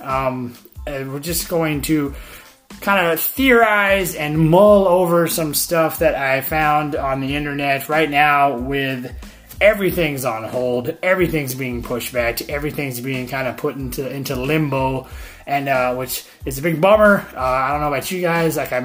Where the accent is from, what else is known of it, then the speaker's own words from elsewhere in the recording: Florida, United States; Here in my home state of Florida